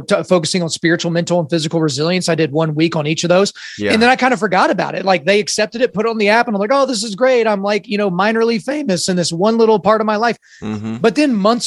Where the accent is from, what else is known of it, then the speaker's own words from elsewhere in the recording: Oklahoma, United States; I was born in Oklahoma